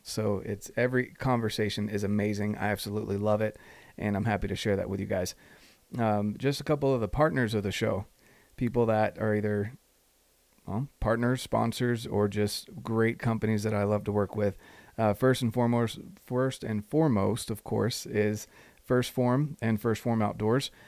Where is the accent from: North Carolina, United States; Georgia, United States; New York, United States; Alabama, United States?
North Carolina, United States; moved away; on the verge of moving back to North Carolina. And that's my home state. All my family's out there.